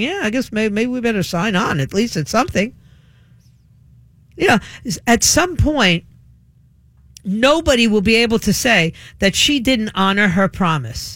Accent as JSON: {"language": "English", "region": "New York", "country": "United States", "tie": "born or raised there", "moved": "yes", "said": "I was a kid growing up in New York."}